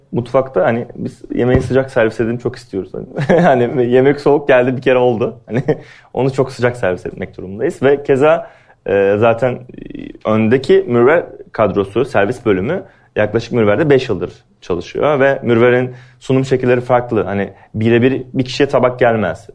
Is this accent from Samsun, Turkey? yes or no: no; Antalya, Turkey; moved away as an adult; also born or lived in Afyonkarahisar; now in Istanbul, Turkey; ben Antalyalıyım. Antalya Turizm Otelcilik Lisesi mezunuyum.